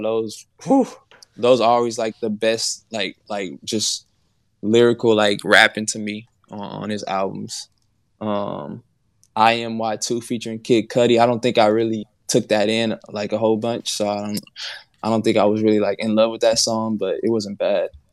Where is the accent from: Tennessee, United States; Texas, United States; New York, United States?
Texas, United States; Houston; I'm from Houston